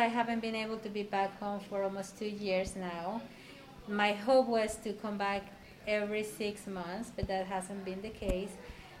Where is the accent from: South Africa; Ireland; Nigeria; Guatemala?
Guatemala; Quetzaltenango; moved away as an adult; now in United States; in the same place for 36 years before coming to the U.S. And I grew up, and the name of my town or city is Quetzaltenango, and it's the second largest city in my country, Guatemala. Almost 1 million people live there, so it's a big city, and that's where I grew up.